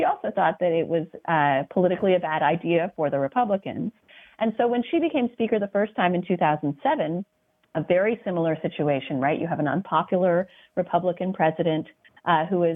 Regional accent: Colorado, United States; also born or lived in Athens, Georgia; now in Virginia, United States; I grew up mostly in Colorado

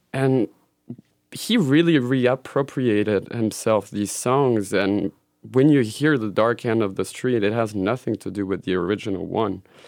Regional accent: Switzerland; moved away; also born or lived in Belgium; I grew up in Switzerland and spent a couple of years in Belgium

